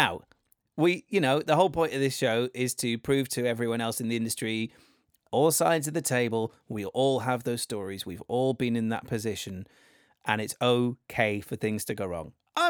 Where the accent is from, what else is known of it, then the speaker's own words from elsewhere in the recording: Wales, United Kingdom; so I'm from Wales, and I don't necessarily have a Welsh accent. I never really did. I can put it on when I need to.